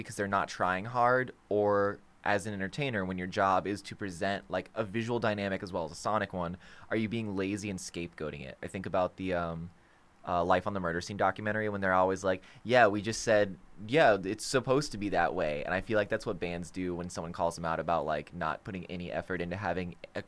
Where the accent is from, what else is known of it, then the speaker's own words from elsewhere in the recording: Florida, United States; we're from Florida